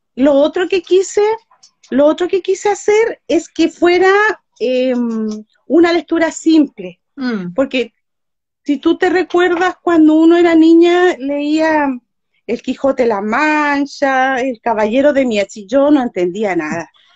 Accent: Chile; soy chilena, de acá de Chile, Sudamérica

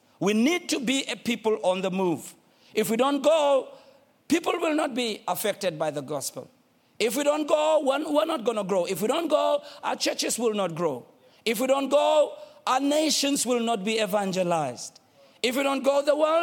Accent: Soweto, Gauteng, South Africa; I'm from Soweto. Soweto

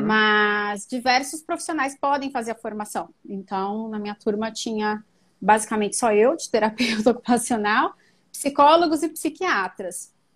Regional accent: São Paulo, Brazil; eu sou paulistana mesmo

